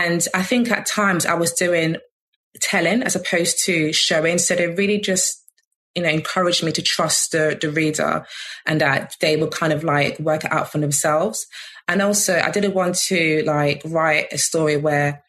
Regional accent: London, United Kingdom; I grew up in Peckham for the first like 13 years of my life.

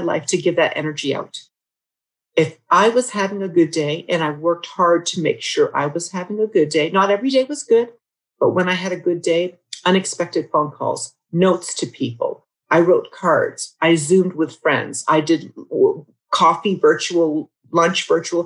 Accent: United States; now in Canada; a woman who actually happens to be an American as well as a Canadian. I married a Canadian man and I love being Canadian

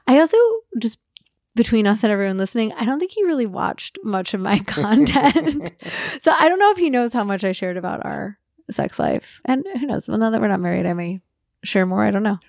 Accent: Midwest, United States; I grew up in the Midwest

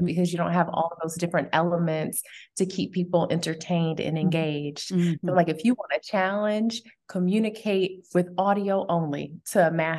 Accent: Chicago, Illinois, United States; born there; So I would say I was born in Chicago. My mother is from Chicago. My dad was raised for the majority of his life in Kumasi, Ghana. So Ghanaian and African American

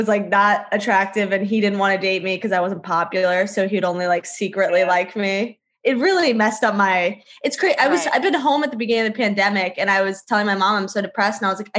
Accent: Fairfax, Virginia, United States; moved away as an adult; I grew up in Virginia.

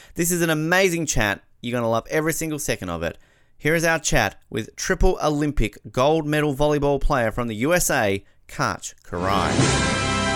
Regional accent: Australia; As an Australian

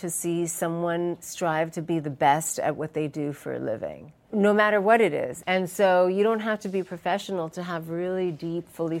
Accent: New York City, New York, United States; born or raised there; also born or lived in India

